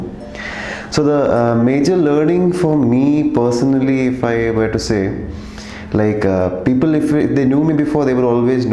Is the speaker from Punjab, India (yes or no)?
no; Kerala, India; I'm coming from Kerala